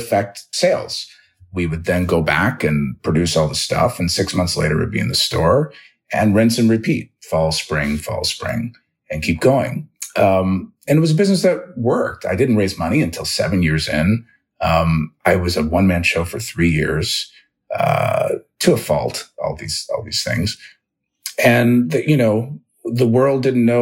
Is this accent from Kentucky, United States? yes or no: no; Dayton, Ohio, United States; moved away as an adult; also born or lived in Los Angeles; I grew up in Dayton, Ohio